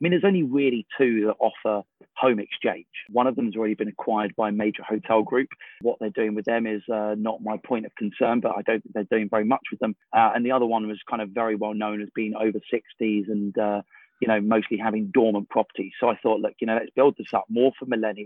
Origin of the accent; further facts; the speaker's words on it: London, United Kingdom; moved away; I grew up in London. I've long moved out of London now